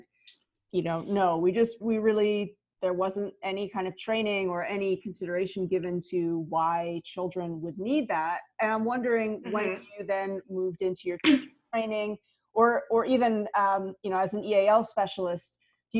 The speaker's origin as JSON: {"language": "English", "country": "United States", "also_born_or_lived": "Singapore", "moved": "yes", "said": "I'm originally from the States"}